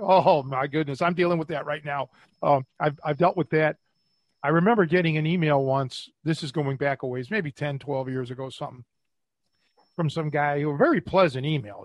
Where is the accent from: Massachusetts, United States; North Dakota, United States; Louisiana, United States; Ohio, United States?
Ohio, United States; Cleveland; growing up in Cleveland